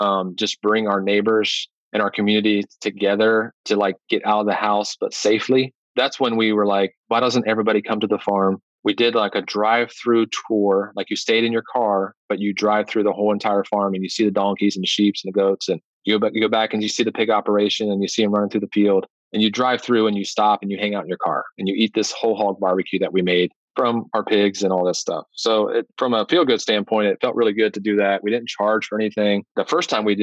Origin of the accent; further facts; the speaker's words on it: Granville, United States; this piece of real estate came open in my hometown. It's 5 minutes away from my house and my farm.